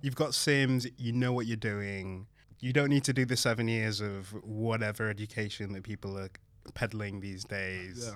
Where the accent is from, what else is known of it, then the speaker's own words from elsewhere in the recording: Belgium; also born or lived in Manchester / Hackney, London; now in London, United Kingdom; being the kind of son of Nigerian immigrants, growing up in Belgium